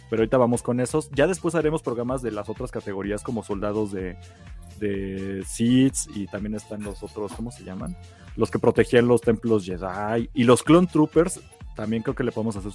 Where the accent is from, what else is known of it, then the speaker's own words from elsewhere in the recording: Mexico; Somos los mexicanos favoritos.